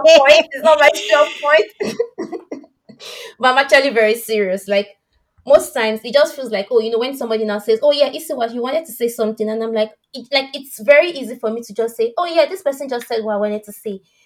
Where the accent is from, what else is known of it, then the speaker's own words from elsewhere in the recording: Nigeria; accent: West African; moved away; he could tell I'm from West Africa based on my accent. I said, yeah. I cannot even stop being Nigerian.